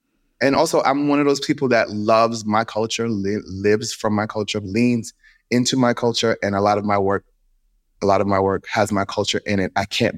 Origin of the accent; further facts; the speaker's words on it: Kingston, Jamaica; also born or lived in New York; So I was born in Flatbush, moved to Kingston. When I came back to New York, I had a little accent